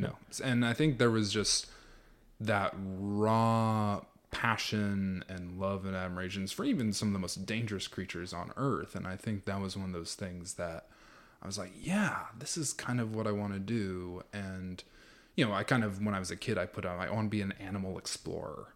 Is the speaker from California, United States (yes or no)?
yes; Los Angeles, California, United States; now in Texas, United States; I grew up in Los Angeles, California